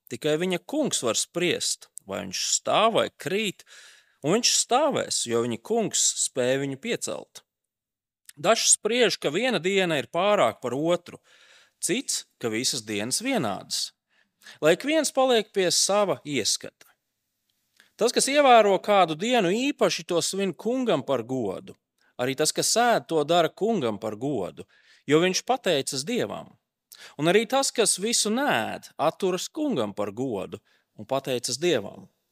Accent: Latvia; esam tomēr latvieši

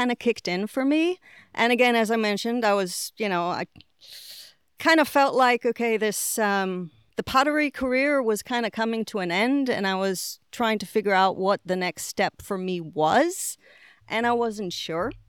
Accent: Israel; moved away as an adult; also born or lived in Boston / England / Puerto Rico; So, really, you know, most of my growing up was done in Israel.

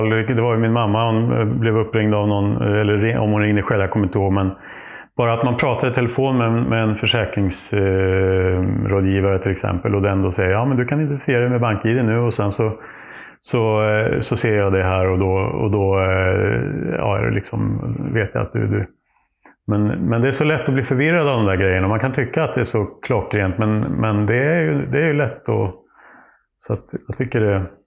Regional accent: Nyköping, Södermanland, Sweden; Jo, och sen vi är från Nyköping med familj, eh, både på mammas och pappas sida. Och har eh, ju anfäder från århundraden tillbaka här runt Lästringe. Lästringe, även Trosa och ja, Nyköping runt i trakterna.

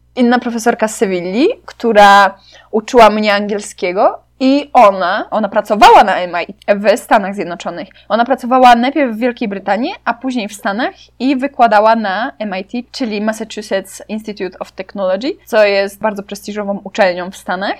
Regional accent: Poland; Byłam ja z Polski

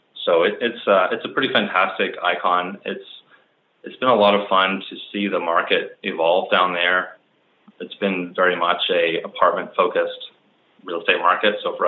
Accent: Vancouver, British Columbia, Canada; also born or lived in Montreal; I grew up in Vancouver and spent all of my school years through high school here. Did a four-year stint in Montreal at McGill University.

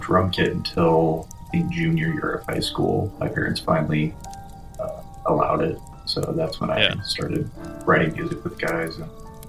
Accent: Kokomo, Indiana, United States; moved away; I'm originally from Kokomo.

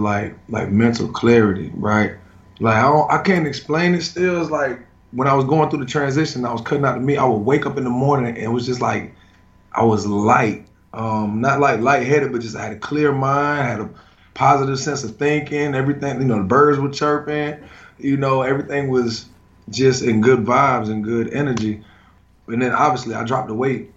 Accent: South Florida, United States; I'm from South Florida

